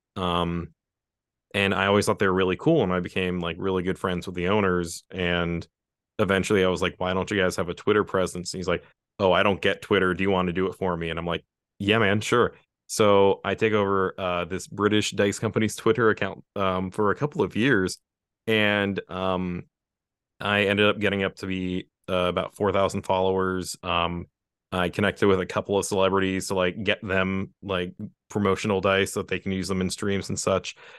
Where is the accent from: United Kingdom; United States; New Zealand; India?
United States; West Virginia; I'm some guy from West Virginia